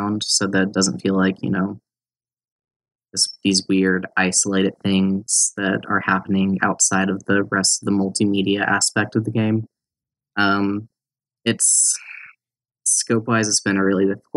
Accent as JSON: {"language": "English", "region": "North Carolina", "country": "United States", "tie": "born or raised there", "also_born_or_lived": "Arkansas", "moved": "as an adult", "said": "I grew up in North Carolina and only moved away after I was about 20 or so"}